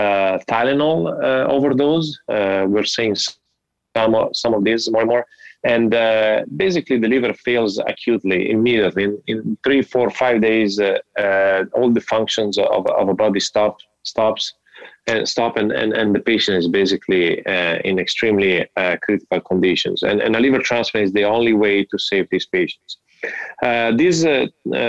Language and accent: English; Italy; moved away as an adult; also born or lived in Miami, United States; now in Cleveland, United States; I'm from Italy. I did my medical school in Italy, part of my residency there. And then I decided to move to the United States